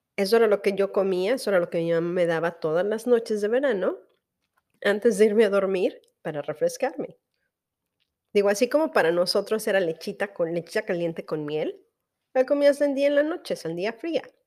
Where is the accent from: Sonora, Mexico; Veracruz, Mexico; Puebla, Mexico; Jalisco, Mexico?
Veracruz, Mexico; moved away; en Veracruz, que es de donde yo soy